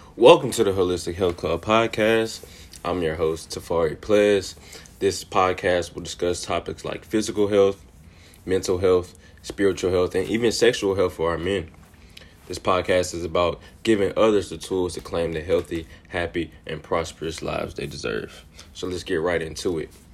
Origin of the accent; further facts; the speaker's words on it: Jackson, Mississippi, United States; also born or lived in Piney Woods, Mississippi; I was born and raised in Jackson, Mississippi